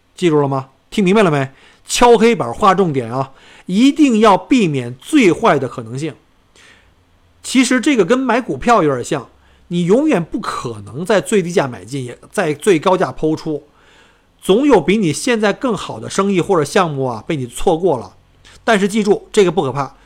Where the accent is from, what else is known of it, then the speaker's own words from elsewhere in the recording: China; moved away as an adult; now in Australia; 当时就只有我一个中国人